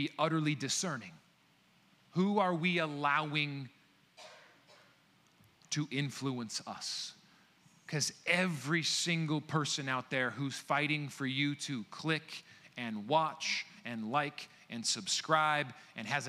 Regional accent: United States; I am an American born and raised

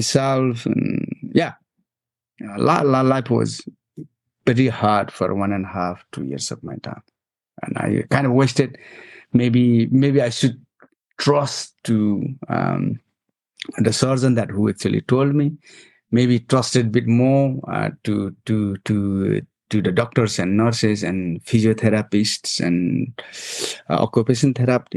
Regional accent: Nepal; moved away as an adult; I grew up in Nepal

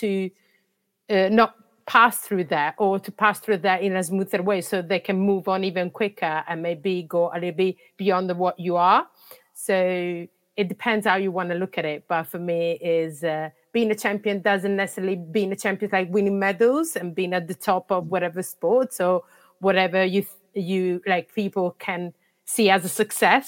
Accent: Italy; English is a second language; moved away as an adult; I was living in Italy. That's where I'm coming from, and you can guess probably from my accent

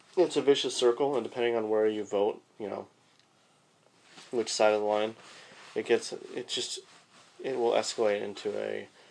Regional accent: California, United States; Because I'm from California.

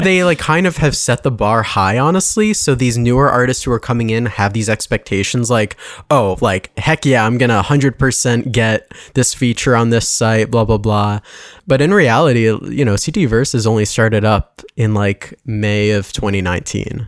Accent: West Hartford, Connecticut, United States; I grew up in West Hartford

